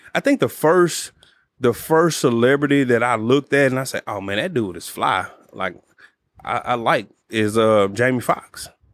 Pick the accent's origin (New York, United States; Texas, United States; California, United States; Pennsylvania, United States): Texas, United States; Dallas; I grew up in Oak Cliff